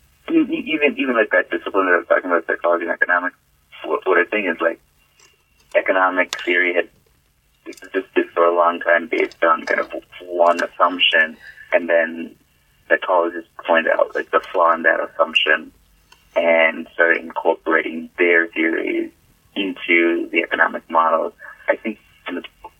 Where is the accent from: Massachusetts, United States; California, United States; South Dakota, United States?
Massachusetts, United States; I was born in Massachusetts.